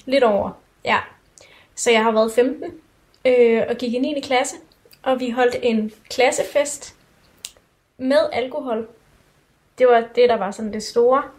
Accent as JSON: {"language": "Danish", "country": "Denmark", "said": "vi er jo danskere"}